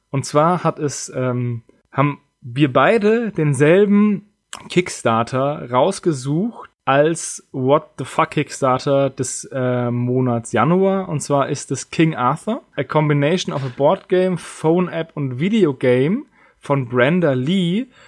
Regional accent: Germany; Ja, ich bin Deutscher

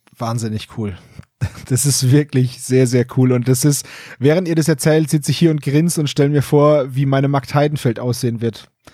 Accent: Franconia, Bavaria, Germany; als Franke

